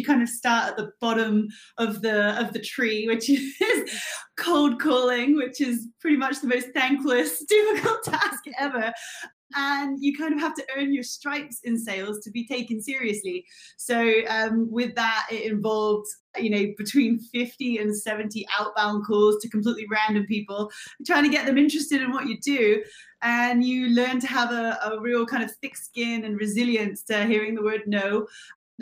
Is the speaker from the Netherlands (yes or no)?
no; Bristol, South West England, United Kingdom; moved away as an adult; also born or lived in Gold Coast, Australia; I am from Bristol in the UK. I've spent the last 7 years on the Gold Coast of Australia